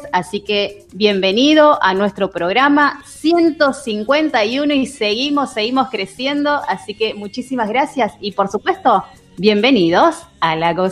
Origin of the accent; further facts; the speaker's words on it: Argentina; Hoy nosotros súper feliz, feliz, feliz como argentino, por supuesto.